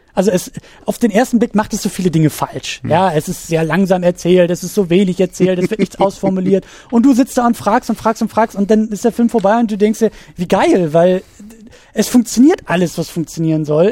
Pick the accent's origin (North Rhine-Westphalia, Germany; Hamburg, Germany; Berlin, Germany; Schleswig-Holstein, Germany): Schleswig-Holstein, Germany; als gebürtiger Schleswig-Holsteiner